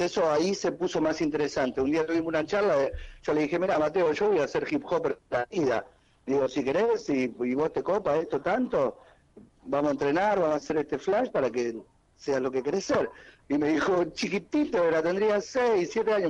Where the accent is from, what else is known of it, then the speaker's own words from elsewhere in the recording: Uruguay; yo soy uruguayo